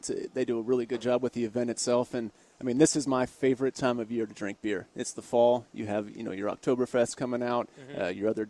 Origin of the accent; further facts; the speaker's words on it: Tampa, Florida, United States; moved away as an adult; also born or lived in Hanover County, Virginia; now in Richmond, United States; So I was born and raised in Tampa, Florida, and then came up to William & Mary for college